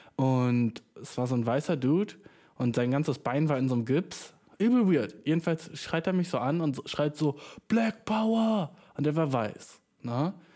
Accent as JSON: {"language": "German", "country": "Germany", "said": "Ich bin nur schwarz, weißt du, ich bin Deutscher"}